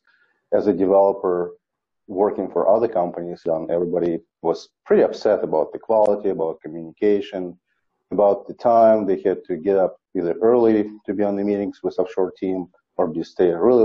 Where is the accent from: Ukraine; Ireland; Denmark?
Ukraine; moved away as an adult; now in United States; I am from Ukraine